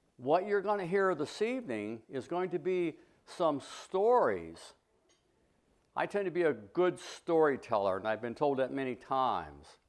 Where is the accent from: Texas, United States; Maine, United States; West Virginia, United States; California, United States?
West Virginia, United States; Preston County; When I was a young boy growing up in the Hollows of West Virginia